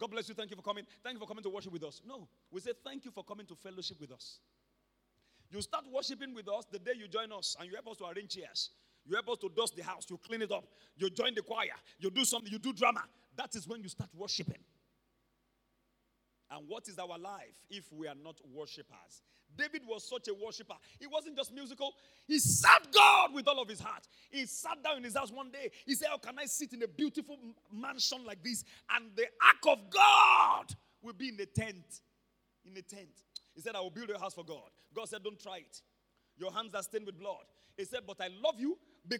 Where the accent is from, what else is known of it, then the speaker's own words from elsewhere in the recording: Ibadan, Oyo, Nigeria; also born or lived in Ondo State; when I was growing up in Mokola, I'm a Mokola boy